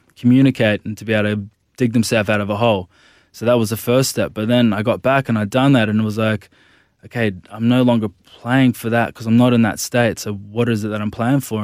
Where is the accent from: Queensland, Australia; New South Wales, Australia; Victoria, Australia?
Queensland, Australia; Gold Coast; also born or lived in Brisbane; I grew up on the Gold Coast when I was about fifteen years old. I moved to Nudgee College, it's a big school in Brisbane